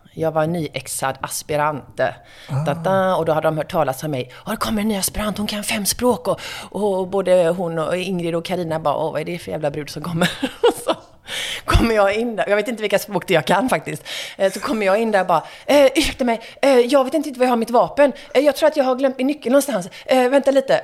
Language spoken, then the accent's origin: Swedish; Gothenburg, Västra Götaland, Sweden; moved away as an adult; also born or lived in Stockholm; som göteborgare